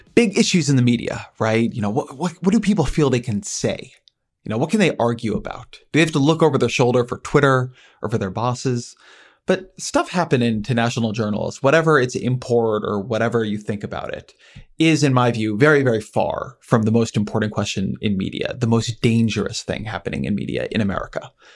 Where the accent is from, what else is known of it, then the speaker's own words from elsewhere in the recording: Orange County, California, United States; moved away; I grew up in Orange County, California